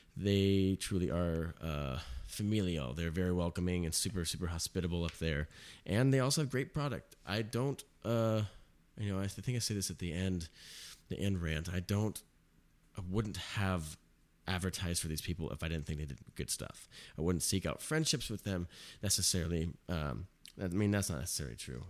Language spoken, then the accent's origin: English; Mission Viejo, California, United States; also born or lived in Irvine, California; I was born in Irvine.